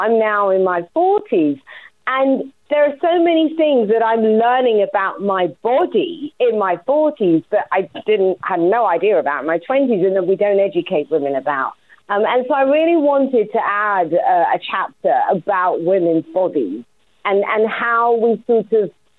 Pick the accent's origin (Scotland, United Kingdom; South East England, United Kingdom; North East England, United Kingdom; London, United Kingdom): London, United Kingdom; I'm from Walthamstow. There's still a Walthamstow side to me